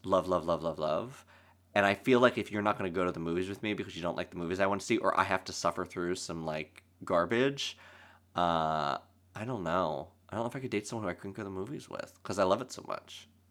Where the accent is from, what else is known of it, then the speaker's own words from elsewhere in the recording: Lancaster, Pennsylvania, United States; moved away as an adult; now in New York, United States; I'm from Lancaster, Pennsylvania, that's where I grew up and went to school